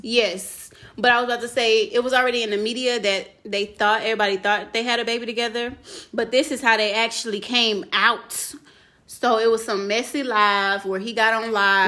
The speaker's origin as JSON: {"language": "English", "region": "Louisiana", "country": "United States", "moved": "yes", "said": "we're from Louisiana, and so we had family there"}